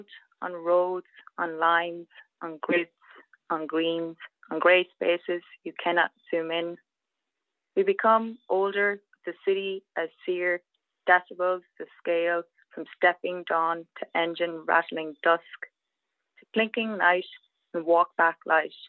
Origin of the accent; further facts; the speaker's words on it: Sligo, Connacht, Ireland; moved away as an adult; also born or lived in Galway, Ireland; now in Atlanta, United States; I lived in Galway City for 14 years before I moved here, and I'm from Sligo.